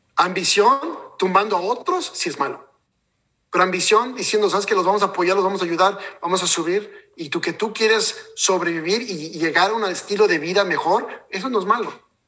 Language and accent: Spanish; Mexico; yo soy de México y, realmente nuestra gente mexicana